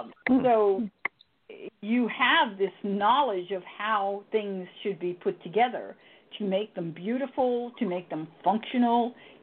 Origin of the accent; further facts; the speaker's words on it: Yonkers, New York, United States; Yonkers. I was born in Yonkers.